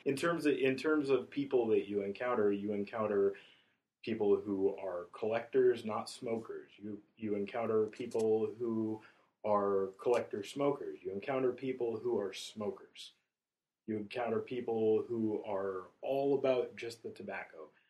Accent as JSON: {"language": "English", "town": "Portales", "region": "New Mexico", "country": "United States", "tie": "born or raised there", "also_born_or_lived": "Chicago", "moved": "as an adult", "said": "I left home from tiny little town I grew up in in New Mexico when I was 19"}